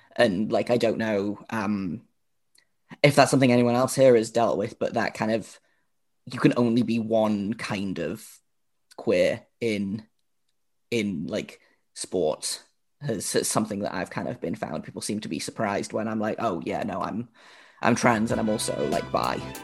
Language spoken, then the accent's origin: English; United Kingdom; I am the only, uh, British host on the Locked On Podcast Network